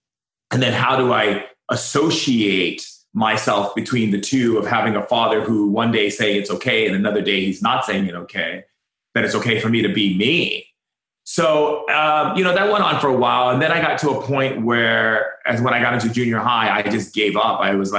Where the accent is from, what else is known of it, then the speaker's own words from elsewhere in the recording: Foster City, California, United States; also born or lived in Oahu, Hawaii; I grew up in Foster City and Hawaii. So between two, we had places in both places. So we'd go back and forth in the mainland and then in Oahu.